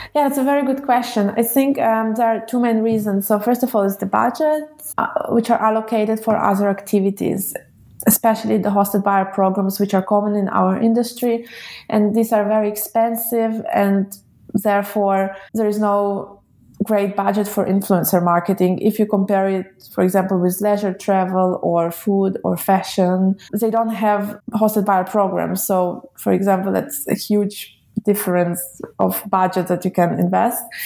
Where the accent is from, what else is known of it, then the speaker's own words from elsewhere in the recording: Israel; moved away; also born or lived in Russia / Switzerland / Munich; I was born in Russia and grew up in Israel